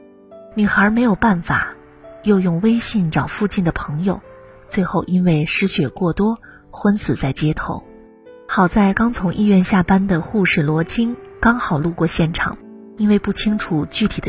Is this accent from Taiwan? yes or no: no; Changsha, Hunan, China; 前天晚上，在我老家长沙发生了一件让人震惊的事儿。